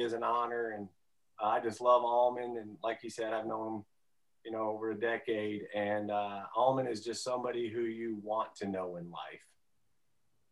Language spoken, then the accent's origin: English; Detroit, Michigan, United States; I grew up in Detroit, grew up around the water, and fishing was a huge part of my childhood, 5 minutes from the lake.